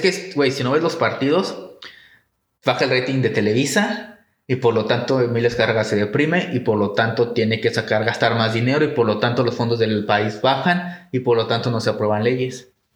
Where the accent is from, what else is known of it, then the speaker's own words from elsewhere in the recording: Mexico; somos altos los mexicanos